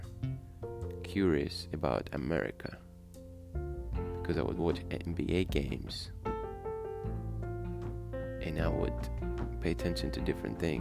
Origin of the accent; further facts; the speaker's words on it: Russia; Growing up in Russia has been fun.